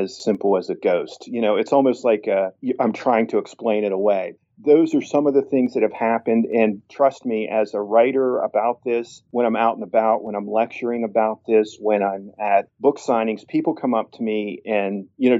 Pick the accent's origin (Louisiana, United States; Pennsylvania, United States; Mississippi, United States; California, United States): Pennsylvania, United States; Tyrone; my hometown of Tyrone, Pennsylvania